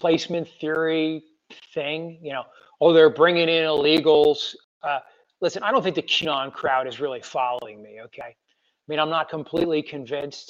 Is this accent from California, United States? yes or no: no; Western New York, United States; now in Carlisle, United States; where I grew up in Western New York